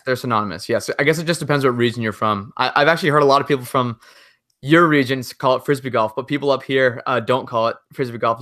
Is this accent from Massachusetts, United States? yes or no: yes; Massachusetts, United States; I'm from Massachusetts